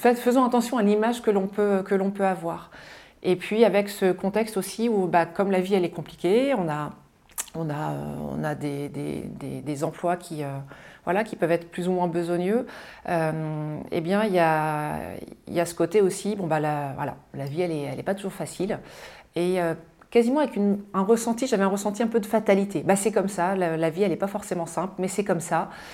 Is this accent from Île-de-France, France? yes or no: no; Mayenne, Pays de la Loire, France; moi je suis née en Mayenne, dans le grand ouest de la France, juste avant la Bretagne